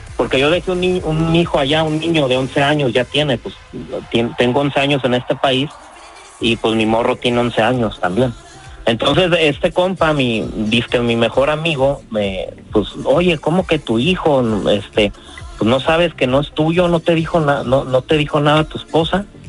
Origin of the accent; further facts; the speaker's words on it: Pajacuaran, Michoacán, Mexico; now in United States; yo soy de Michoacán, un pueblo que se llama Pajacuará